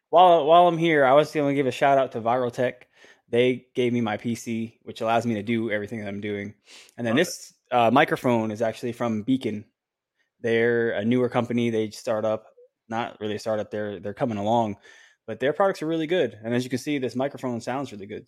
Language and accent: English; Orlando, Florida, United States; right in my hometown